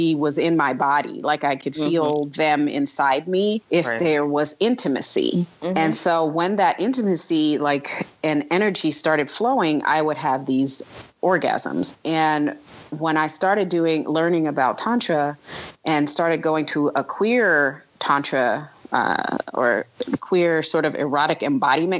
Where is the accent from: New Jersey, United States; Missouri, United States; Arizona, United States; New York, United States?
New York, United States; moved away; also born or lived in the Southern United States; we grew up in a Black community in New York mm-hmm. before I had to move to the South